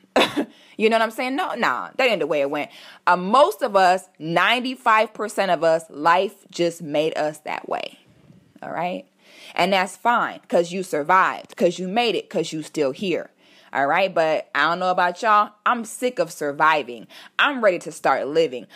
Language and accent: English; Orlando, Florida, United States; also born or lived in Philadelphia, Pennsylvania; We moved to Florida when I was about eight or nine years old, and I've been here ever since